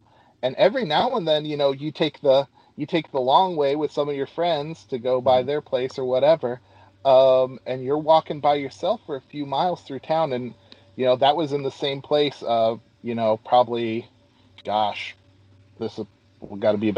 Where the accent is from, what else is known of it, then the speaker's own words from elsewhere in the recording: Moscow, Idaho, United States; moved away; also born or lived in Clarkston / Lewis-Clark Valley; I am an Idaho native, born and raised in Moscow. Spent a little bit of time in Clarkston. I lived about 5 years down in the Lewis-Clark Valley.